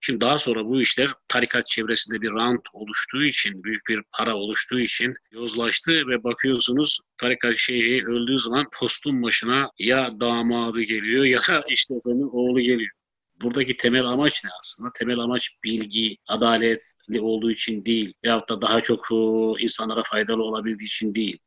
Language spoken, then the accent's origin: Turkish; Black Sea Region, Turkey; ben Karadenizli olduğum halde